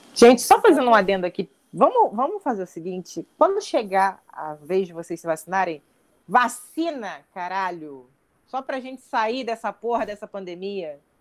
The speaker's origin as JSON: {"language": "Portuguese", "country": "Brazil", "said": "nós somos brasileiros"}